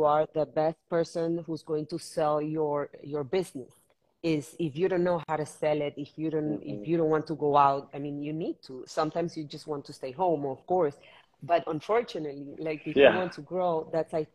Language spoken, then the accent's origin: English; Managua, Nicaragua; also born or lived in Argentina / New York; now in Miami, United States; I'm Managua born from Nicaragua. I'm Miami based in the last 4 years.